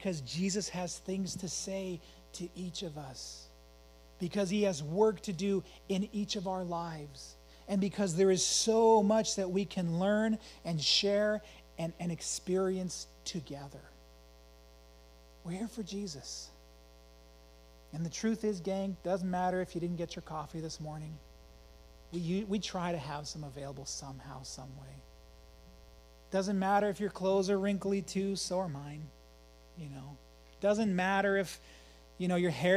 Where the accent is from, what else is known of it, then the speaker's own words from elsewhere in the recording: Emmett, United States; I grew up in Emmett